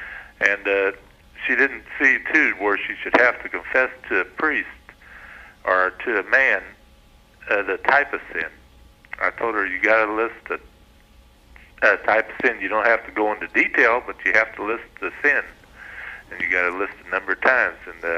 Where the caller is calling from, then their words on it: Evansville, Indiana, United States; Evansville, Indiana.